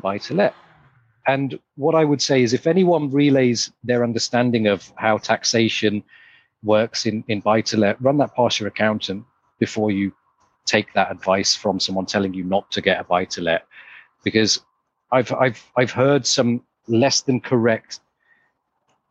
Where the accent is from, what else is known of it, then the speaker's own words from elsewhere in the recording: Leicester, East Midlands, United Kingdom; moved away; I'm from Leicester originally.